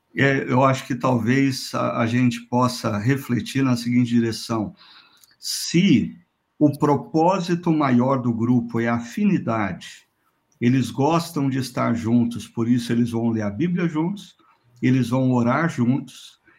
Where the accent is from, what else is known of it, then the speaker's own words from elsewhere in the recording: Londrina, Paraná, Brazil; Londrina, minha terra natal